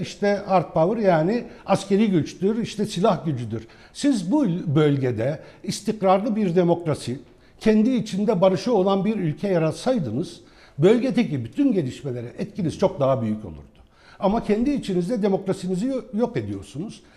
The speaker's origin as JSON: {"language": "Turkish", "town": "Nusaybin", "region": "Mardin", "country": "Turkey", "tie": "born or raised there", "first_language": "Arabic", "second_language": "Turkish", "moved": "yes", "said": "Mardin Nusaybin doğumluyum. Ana dilim Arapçadır benim. Fakat e, büyüdüğüm Nusaybin'de"}